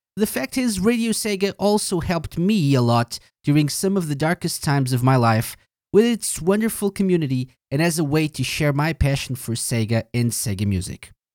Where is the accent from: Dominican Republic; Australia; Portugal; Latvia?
Portugal; I'm from Portugal